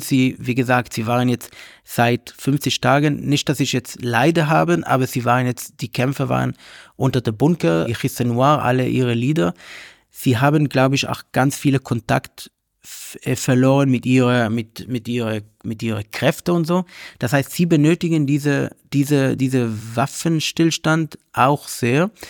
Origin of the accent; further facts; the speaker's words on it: Israel; German is a second language; now in Berlin, Germany; ich oder Israeli oder ein Jude bin